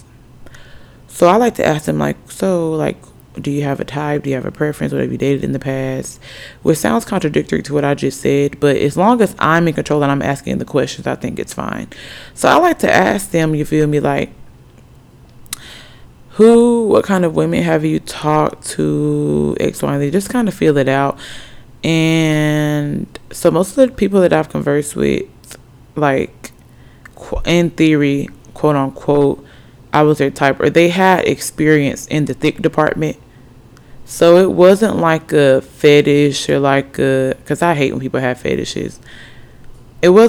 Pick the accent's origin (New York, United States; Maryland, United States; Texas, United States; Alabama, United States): Alabama, United States; also born or lived in Norfolk, Virginia; technically I'm from Alabama. 256 by way of, I was born in Norfolk, Virginia